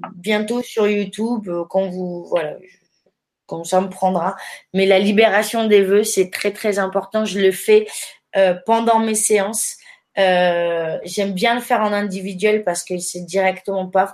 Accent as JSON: {"language": "French", "town": "Périgueux", "region": "Nouvelle-Aquitaine", "country": "France", "tie": "born or raised there", "said": "je suis originaire de Périgueux"}